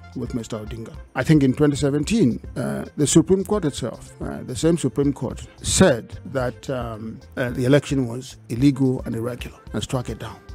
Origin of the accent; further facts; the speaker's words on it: Kenya; I'm a Kenyan.